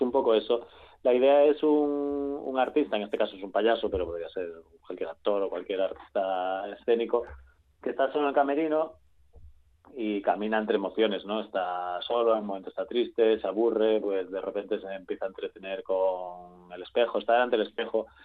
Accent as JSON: {"language": "Spanish", "region": "Galicia", "country": "Spain", "said": "allí en Galicia, yo soy gallego."}